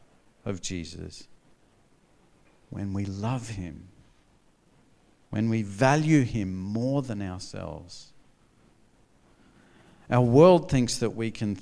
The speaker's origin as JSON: {"language": "English", "region": "North Queensland", "country": "Australia", "tie": "born or raised there", "said": "I grew up in North Queensland"}